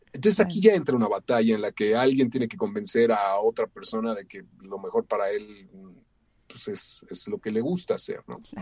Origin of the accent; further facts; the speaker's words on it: Mexico; soy eh, un, mexicano